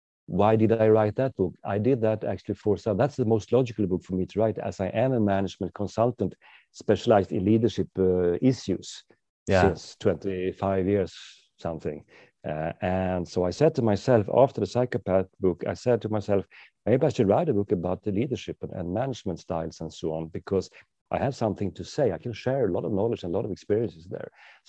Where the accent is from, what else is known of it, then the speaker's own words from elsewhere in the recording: Sweden; driving on the wrong side of the road, obviously, because I'm from Sweden.